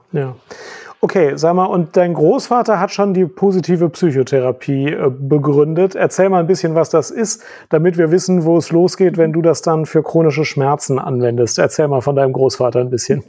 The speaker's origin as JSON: {"language": "German", "country": "Germany", "said": "bei uns in Deutschland"}